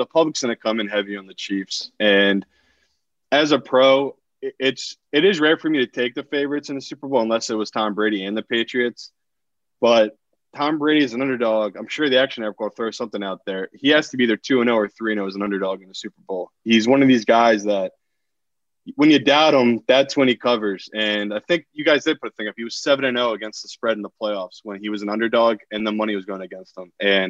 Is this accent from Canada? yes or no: no; Burnley, North West England, United Kingdom; This scarf right here is from my hometown in England. So this is my home club, Burnley.